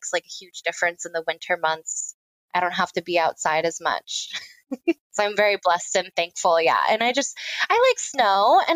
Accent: Miami, Florida, United States; moved away as an adult; also born or lived in Gainesville, Florida; now in Chicago, United States; I'm originally from Miami, Florida. Lived all over Florida for most of my life

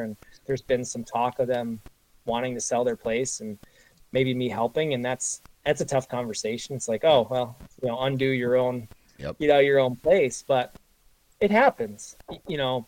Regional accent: northwest New Jersey, United States; now in New York, United States; I grew up in New Jersey, in the northwest corner of New Jersey

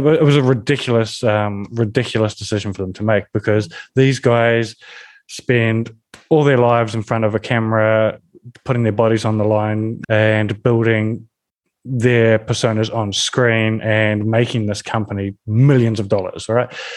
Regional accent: New Zealand; I come from New Zealand, where we're a rugby nation

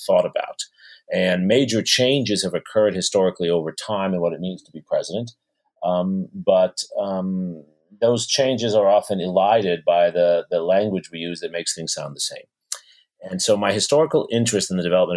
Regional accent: New York City, New York, United States; I grew up in New York City. I'm the child of immigrants, actually, from India and from Russia. And I went to public school in New York City

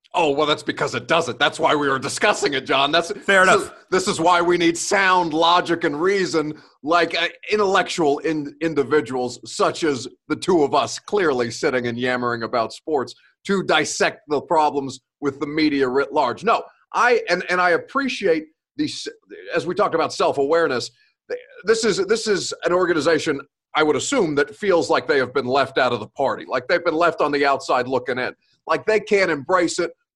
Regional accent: Evansville, Indiana, United States; now in Tennessee, United States; I'm from Evansville, Indiana

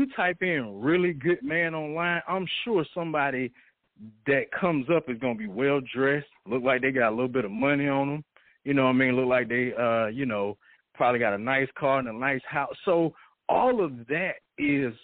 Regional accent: Atlanta, Georgia, United States; I'm originally from Atlanta, born and raised.

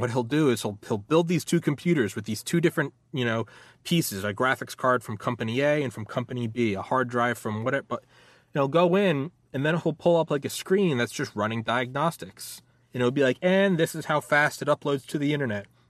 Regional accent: New England, United States; moved away; also born or lived in Georgia; I lived in Georgia, I'm from New England

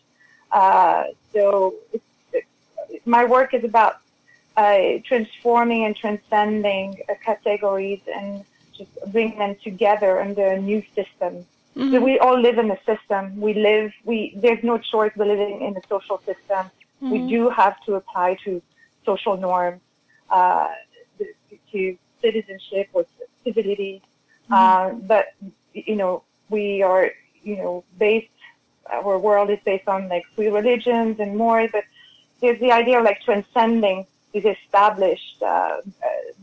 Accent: France; accent: French; English is a second language; moved away as an adult; also born or lived in Europe; now in United States; my French accent

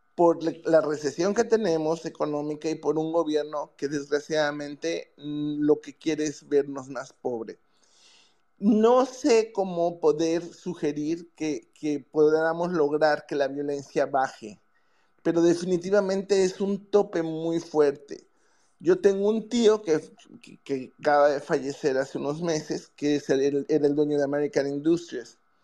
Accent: Yucatán, Mexico; yo soy de Yucatán

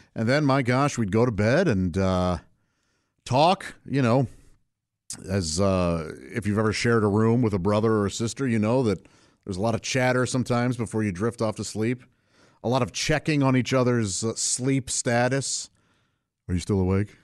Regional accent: St. Louis, Missouri, United States; I grew up in St. Louis, Missouri, uh, with my parents and three brothers

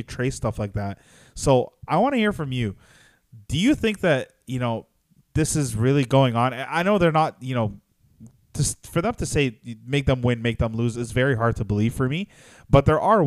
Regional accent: Canada; We're Canadian.

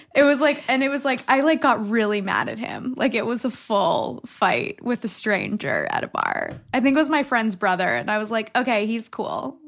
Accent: Connecticut, United States; growing up in Connecticut

